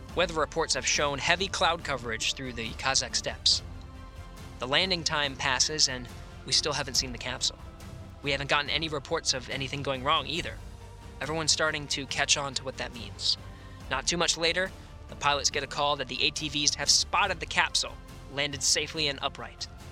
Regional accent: Pennsylvania, United States; now in Houston, United States; Growing up in Pennsylvania

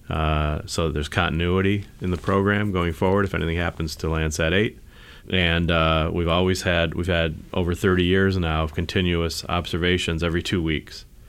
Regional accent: the East, East Coast, United States; now in Silicon Valley, United States; I grew up in the East

